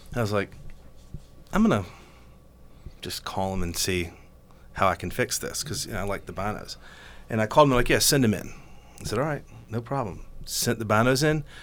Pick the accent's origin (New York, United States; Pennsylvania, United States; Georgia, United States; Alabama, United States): Georgia, United States; I'm from Georgia